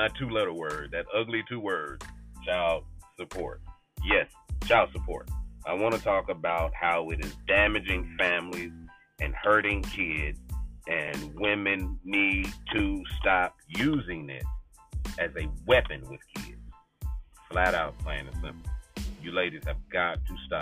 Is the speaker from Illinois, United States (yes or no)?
no; Kansas City, Missouri, United States; my home state, Kansas City, Missouri